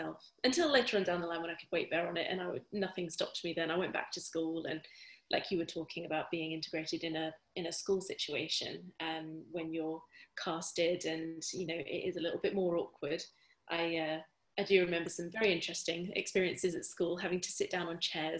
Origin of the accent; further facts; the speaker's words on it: Bury St Edmunds, East of England, United Kingdom; where I grew up in Bury St Edmunds in Suffolk